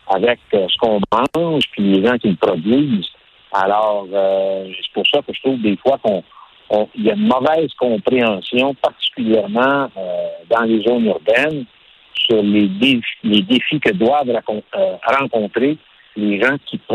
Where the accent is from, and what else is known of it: Quebec, Canada